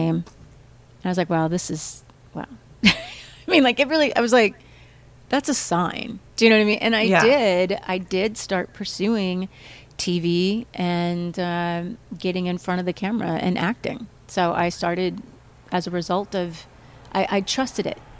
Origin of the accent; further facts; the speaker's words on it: Midwest, United States; moved away; also born or lived in St. Louis; growing up in the Midwest